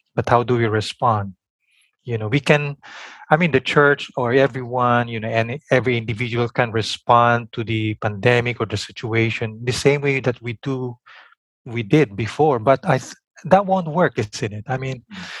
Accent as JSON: {"language": "English", "country": "Philippines", "said": "my own Philippine context, you know, as a Filipino in Asia"}